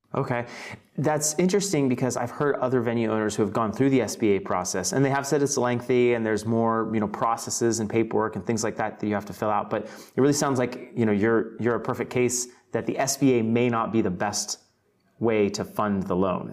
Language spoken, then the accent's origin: English; Fort Worth, Texas, United States; I'm actually born and raised in Fort Worth